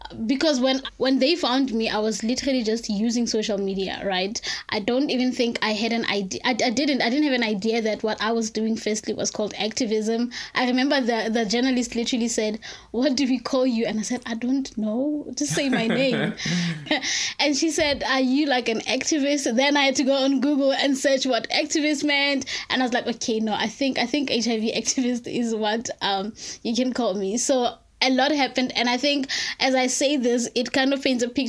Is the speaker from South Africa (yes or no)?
yes; South Africa; I'm from South Africa